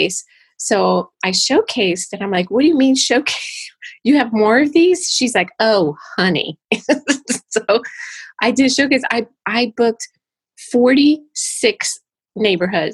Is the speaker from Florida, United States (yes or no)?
yes; Florida, United States; moved away as an adult; also born or lived in Los Angeles; we have family here because I grew up in Florida